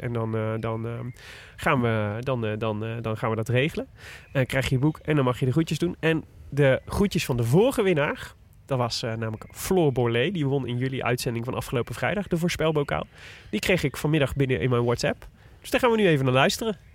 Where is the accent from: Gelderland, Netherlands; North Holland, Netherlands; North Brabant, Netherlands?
North Brabant, Netherlands; Breda; ik kom uit Breda